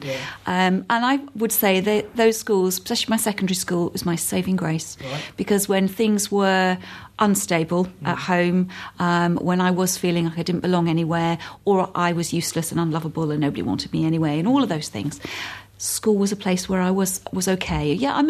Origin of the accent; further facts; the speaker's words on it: London, United Kingdom; also born or lived in Hampshire / Surrey; Well, I was born in Hampshire, spent some of my childhood in Surrey and most of my teenage years in North London, so I'm a good home counties girl.